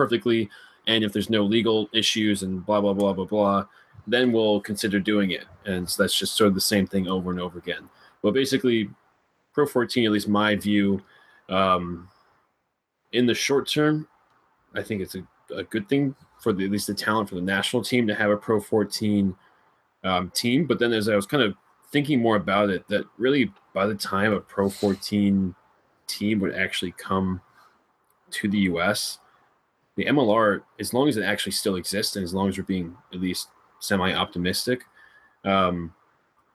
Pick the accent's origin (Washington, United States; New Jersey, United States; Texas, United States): New Jersey, United States; moved away; I'm from New Jersey originally, so we don't have farms in my neck of the woods.